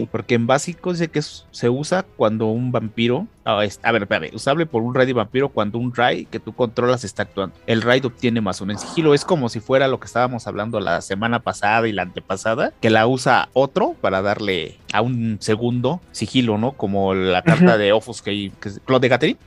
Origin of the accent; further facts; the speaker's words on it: Mexico; nosotros que somos mexicanos